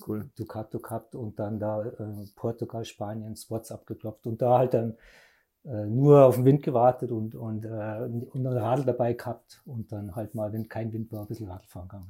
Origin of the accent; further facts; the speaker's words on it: Ingolstadt, Bavaria, Germany; bin aus Ingolstadt, gebürtiger Ingolstädter